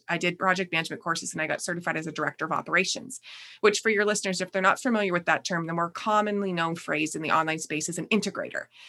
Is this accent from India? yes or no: no; Canada; accent: Canadian; also born or lived in Niagara Falls, Ontario; you'll probably hear quickly in my voice, but I am Canadian. And so I live in Niagara Falls, Ontario